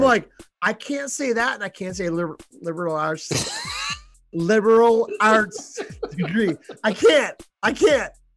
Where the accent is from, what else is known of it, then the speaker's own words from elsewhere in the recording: Buffalo, New York, United States; we're from Buffalo